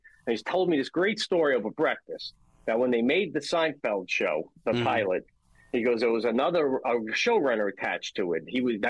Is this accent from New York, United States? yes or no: yes; Long Island, New York, United States; moved away as an adult; now in Upstate New York, United States; I grew up on Long Island.